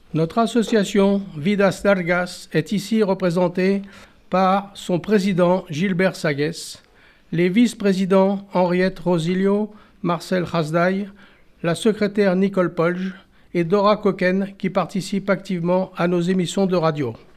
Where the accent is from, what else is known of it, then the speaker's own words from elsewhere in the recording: Paris, Île-de-France, France; Je suis né à Paris en 1945.